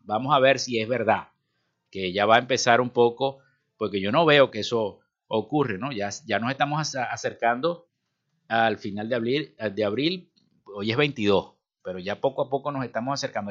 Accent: Venezuela; Así somos los venezolanos

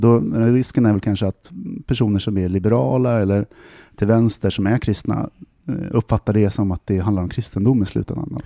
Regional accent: Sweden; jag är svensk

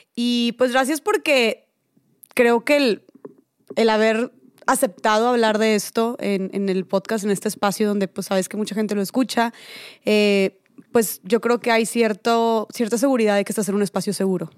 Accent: Monterrey, Nuevo León, Mexico; accent: regio; A mí también me dicen que tengo mucho acento regio

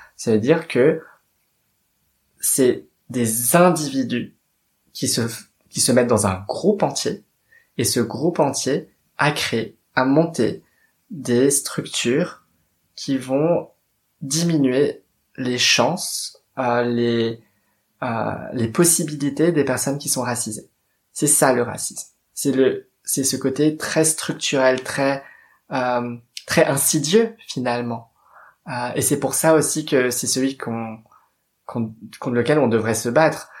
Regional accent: Paris, Île-de-France, France; je suis née à Paris. Euh, très exactement dans le 13e arrondissement pour ne pas être absolument pas cliché. et donc j'ai vécu à peu près toute ma vie à Paris et en banlieue

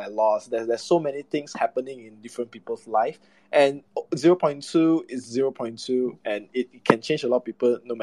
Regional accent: Malaysia; mainly I'm from Malaysia

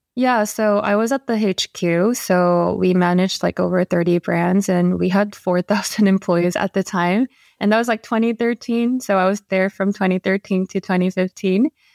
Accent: Seoul, South Korea; moved away as an adult; now in New York, United States; Yeah, so I was born and raised in Korea and, yeah, in Seoul. So I moved to New York only five years ago.

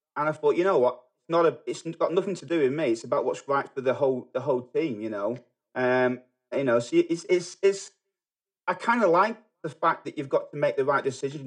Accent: Manchester, North West England, United Kingdom; moved away as an adult; also born or lived in New Zealand; now in United States; I grew up in England. I grew up in Manchester.

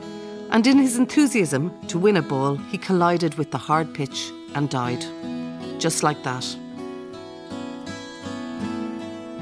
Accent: Dublin, Leinster, Ireland; There were 6 kids in our family, 5 girls and 1 boy. And we grew up in Dublin

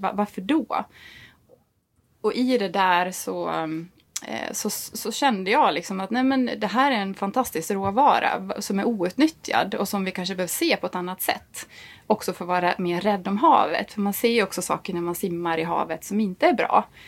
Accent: Dalarna County, Sweden; accent: Dalmål; moved away as an adult; jag pratar ju dalmål. Jag är liksom tångborna från Dalarna

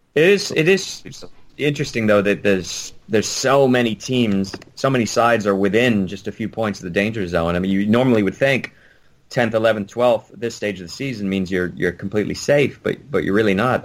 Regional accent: United States; as an American

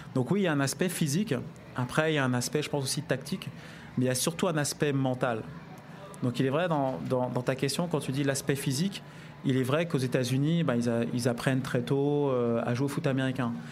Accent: France; on est français

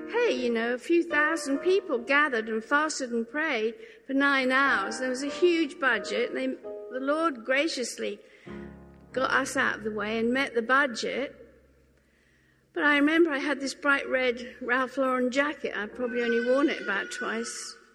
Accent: England, United Kingdom; And I said, Well, you know, I am English and I do kind of live in England.

